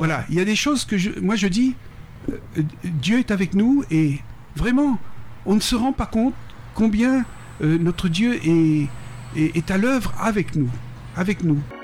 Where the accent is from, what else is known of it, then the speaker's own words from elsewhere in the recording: Réunion; also born or lived in Paris, France / Peru; now in Mexico; je retrouve mon île, je retrouve euh, les lieux